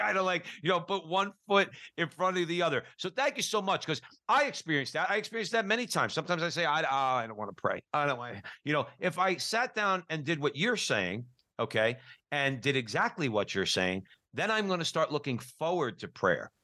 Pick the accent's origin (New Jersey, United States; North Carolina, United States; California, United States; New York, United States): New Jersey, United States; Newark; I grew up Catholic in Newark, New Jersey